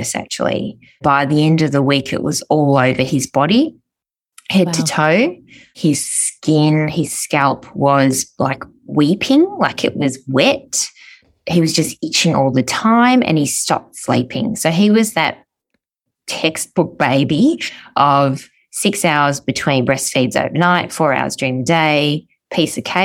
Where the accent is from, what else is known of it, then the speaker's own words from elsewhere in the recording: Melbourne, Victoria, Australia; I'm from Melbourne, Australia